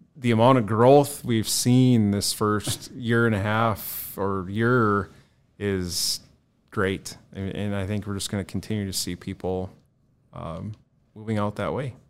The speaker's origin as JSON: {"language": "English", "town": "Bismarck", "region": "North Dakota", "country": "United States", "tie": "born or raised there", "also_born_or_lived": "Mandan", "said": "I was born and raised in Bismarck, Mandan"}